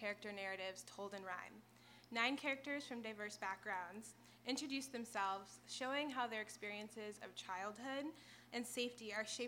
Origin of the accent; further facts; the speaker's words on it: Chicago, Illinois, United States; I'm a Chicagoland native